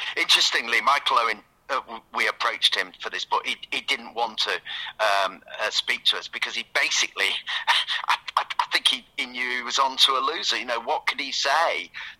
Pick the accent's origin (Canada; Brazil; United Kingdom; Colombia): United Kingdom; Manchester, North West England; now in Oxford, United Kingdom; people I grew up with in Manchester